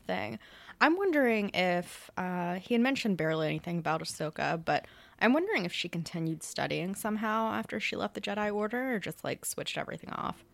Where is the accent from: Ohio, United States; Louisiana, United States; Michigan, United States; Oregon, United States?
Louisiana, United States; moved away; my hometown's three and a half hours away and by Texas